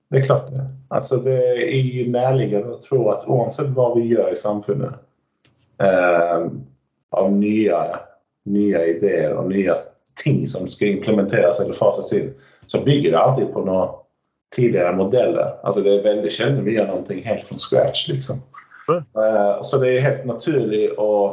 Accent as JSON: {"language": "Norwegian", "region": "Skåne", "country": "Sweden", "second_language": "Norwegian", "moved": "yes", "lives_now": "Norway", "said": "I Skåne så bruker vi se at vi er, vi er ikke svensker, vi er ikke dansker, vi er skåninger."}